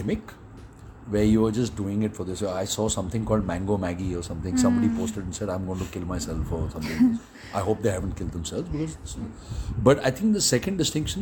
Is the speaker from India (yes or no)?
yes; India; also born or lived in England; we grew up on Amul cheese slices and Amul